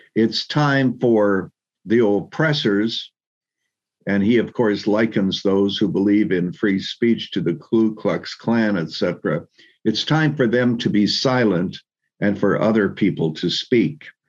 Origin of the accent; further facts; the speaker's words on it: Canada; moved away as an adult; also born or lived in Chicago, United States; now in United States; actually born and raised in Canada